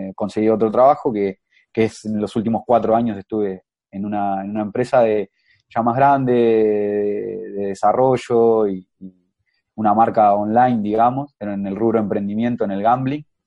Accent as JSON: {"language": "Spanish", "town": "Ciudad de la Costa", "region": "Canelones", "country": "Uruguay", "lives_now": "Montevideo, Uruguay", "said": "soy, soy de Uruguay, eh, tengo 28 años y vivo en, Montevideo actualmente, pero en realidad soy, soy de la ciudad de La Costa"}